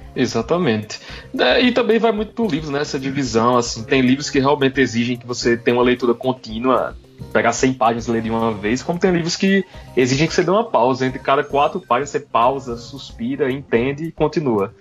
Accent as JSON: {"language": "Portuguese", "region": "Paraíba", "country": "Brazil", "said": "sou paraibano"}